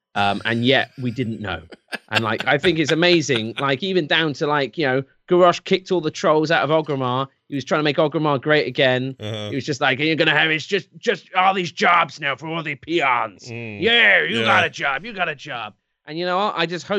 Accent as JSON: {"language": "English", "region": "England", "country": "United Kingdom", "said": "I'm English."}